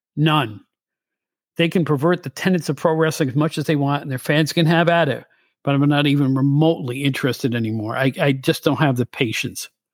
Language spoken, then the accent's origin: English; Albany, New York, United States; my hometown of Albany where I grew up.